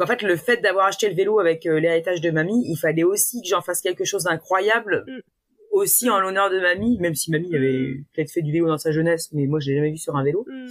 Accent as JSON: {"language": "French", "country": "France"}